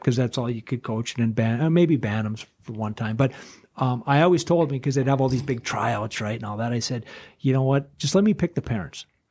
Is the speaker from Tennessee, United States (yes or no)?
no; Duluth, Minnesota, United States; I'm from Duluth